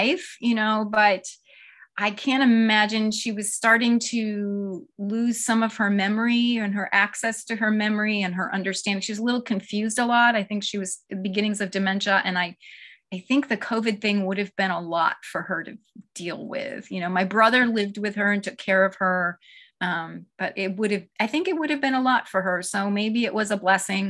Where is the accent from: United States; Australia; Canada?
United States; Seneca Falls, New York; I grew up in a town that women's history buffs will know the name of. It's Seneca Falls, New York